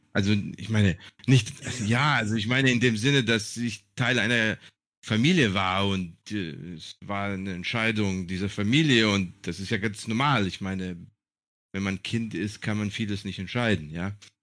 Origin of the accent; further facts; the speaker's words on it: Germany; moved away as an adult; also born or lived in Serbia; now in Greece; mich als Deutscher zu sehen oder als ein Serber in Deutschland